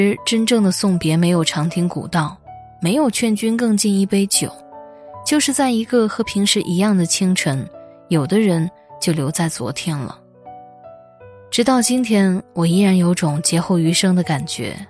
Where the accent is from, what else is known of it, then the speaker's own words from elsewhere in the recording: Hubei, China; 还记得年初疫情爆发，作为湖北人封锁在家，每天害怕的反复量体温